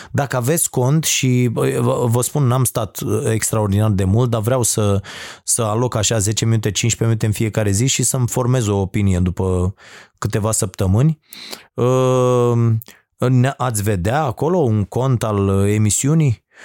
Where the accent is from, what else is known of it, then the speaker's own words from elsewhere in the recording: Romania; pentru mine faptul că sunt român